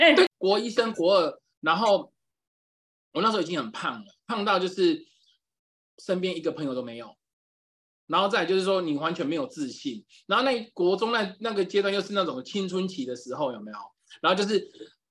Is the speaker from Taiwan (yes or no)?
yes; Yilan County, Taiwan; 就回宜兰，就是因为我是宜兰人嘛，就我，我妈就回宜兰